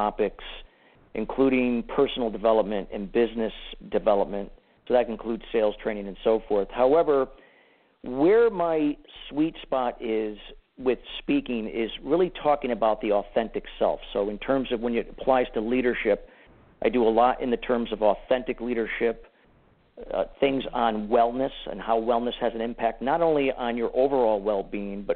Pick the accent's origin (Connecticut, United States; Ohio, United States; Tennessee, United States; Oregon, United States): Connecticut, United States; Danbury; also born or lived in Clearwater, Florida / Arizona / California / Washington; spent most of my childhood and my teenage years here in Danbury, Connecticut.